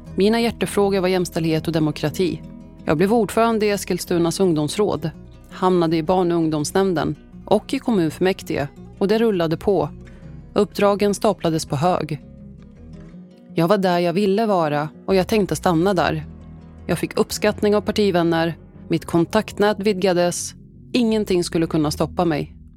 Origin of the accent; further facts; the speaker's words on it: Sweden; Jag är svensk men jag är även syrian.